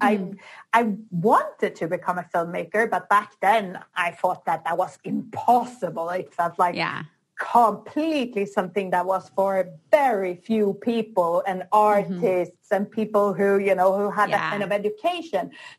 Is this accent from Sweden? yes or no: yes; Sweden; moved away as an adult; now in Barcelona, Spain; I was born in Sweden, but I moved down to Barcelona in Spain.